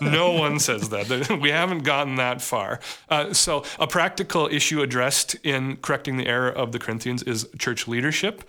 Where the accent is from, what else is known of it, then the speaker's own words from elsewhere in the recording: United States; we as an American society